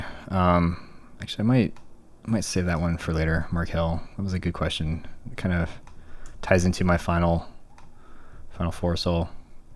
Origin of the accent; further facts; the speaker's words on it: Tucson, Arizona, United States; my hometown, but like Tucson